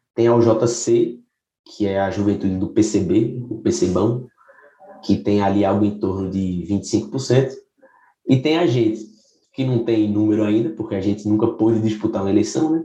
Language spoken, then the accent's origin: Portuguese; Recife, Pernambuco, Brazil; sou de, de Recife, Pernambuco.